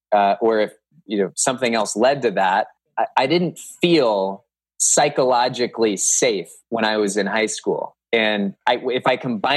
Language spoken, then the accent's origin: English; Cupertino, California, United States; moved away as an adult; also born or lived in Northern Virginia; now in Hudson, United States; I grew up in Cupertino, California